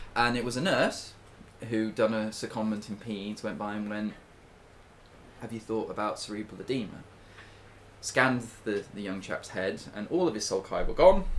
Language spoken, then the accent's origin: English; United Kingdom; we are British and proud